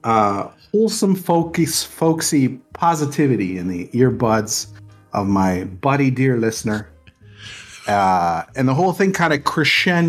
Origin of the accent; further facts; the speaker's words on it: Canada; accent: Trailer Park Boys accent; I'm the Canadian one